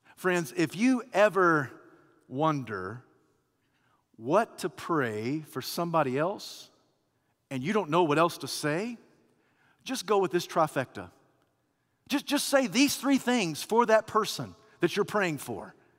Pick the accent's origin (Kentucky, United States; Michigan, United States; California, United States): Kentucky, United States; now in Alabama, United States; I was born and raised in Kentucky, of all places.